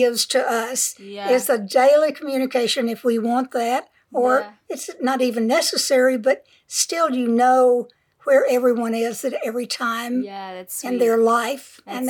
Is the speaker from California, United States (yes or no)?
yes; San Diego, California, United States; I grew up in San Diego